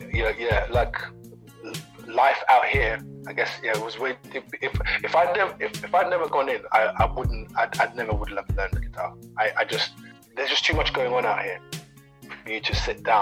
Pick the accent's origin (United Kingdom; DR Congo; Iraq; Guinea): DR Congo; born there; Uh, I was born in Congo, so when I was three, my mum went over to France, left me with my dad in Congo.